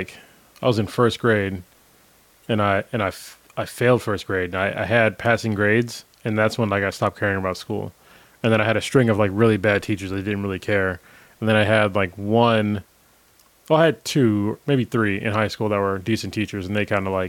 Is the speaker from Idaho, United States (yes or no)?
no; Newark, California, United States; I grew up in Newark